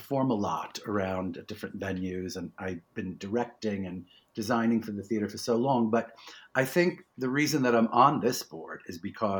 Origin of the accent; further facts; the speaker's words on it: New York City, New York, United States; I'm from Brooklyn and my parents used to take us to the theater a lot